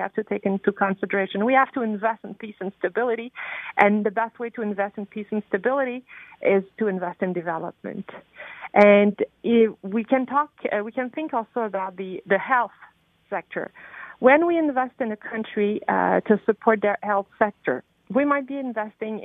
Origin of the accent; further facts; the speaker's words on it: Canada; as Canadian